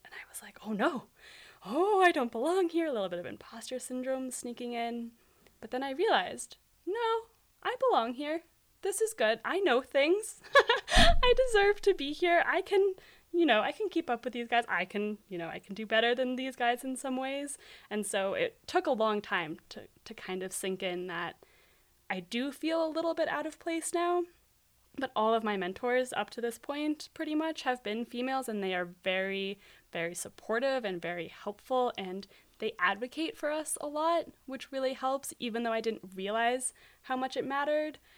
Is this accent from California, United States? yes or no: no; Aspen, Colorado, United States; moved away as an adult; now in Berkeley, United States; growing up in Aspen